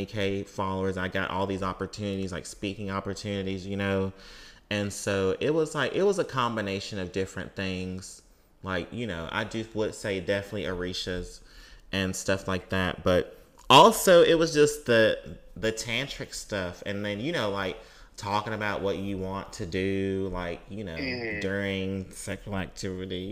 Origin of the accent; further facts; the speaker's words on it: Mississippi, United States; when I was growing up in Mississippi